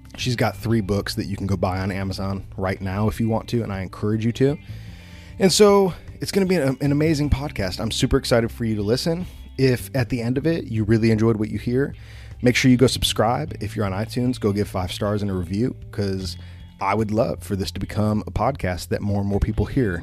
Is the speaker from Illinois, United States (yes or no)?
yes; Wheaton, Illinois, United States; moved away; I grew up in Wheaton, Illinois